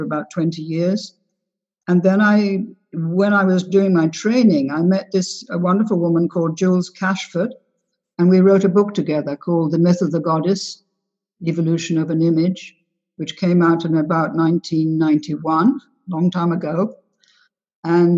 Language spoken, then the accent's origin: English; England, United Kingdom; also born or lived in United States / London; I'm 3/4 American. My mother was American, and my father's mother was American. And I was brought up in England and in America during the war